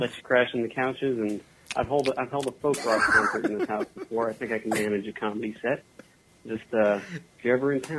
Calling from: Houston, Texas, United States; I'm calling from Houston, Texas.

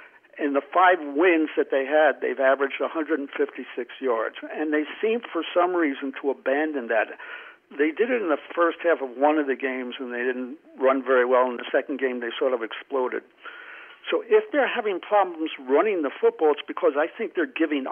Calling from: New Mexico, United States; Hi, guys. … in New Mexico.

